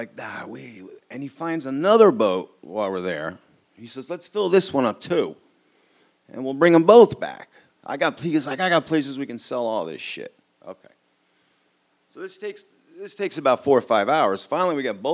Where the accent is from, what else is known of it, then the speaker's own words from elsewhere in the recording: New York City, New York, United States; I grew up on the Upper East Side of Manhattan